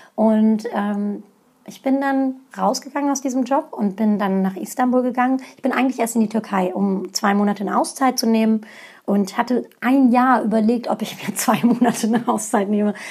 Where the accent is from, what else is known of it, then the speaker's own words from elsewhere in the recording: Hanover, Lower Saxony, Germany; first language Turkish; ich bin in Hannover geboren, in Hannover aufgewachsen